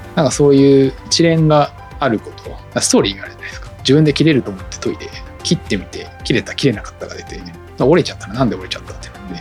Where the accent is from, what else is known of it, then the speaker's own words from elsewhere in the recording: Chiba, Japan; 私も千葉県出身なんですけど千葉出て